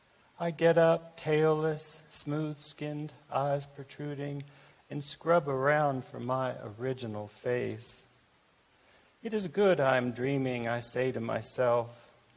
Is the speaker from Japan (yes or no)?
yes; Japan; born there; I was born in Japan, which was mentioned, and I wrote this poem in Japan.